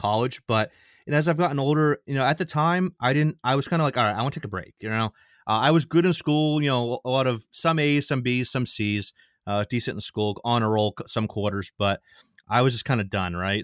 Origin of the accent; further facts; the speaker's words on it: Maine, United States; born and raised in Maine, never lived outside of Maine my entire life.